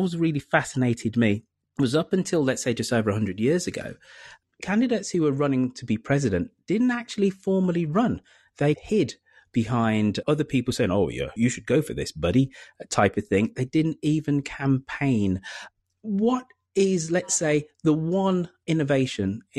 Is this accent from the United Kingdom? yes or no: yes; United Kingdom; being a Brit